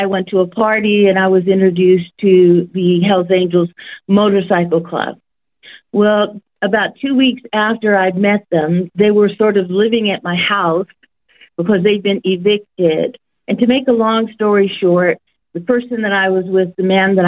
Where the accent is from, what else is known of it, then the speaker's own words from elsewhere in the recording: San Jose, California, United States; now in Australia; I was born in a place that nobody really knew of at that time, called San Jose, California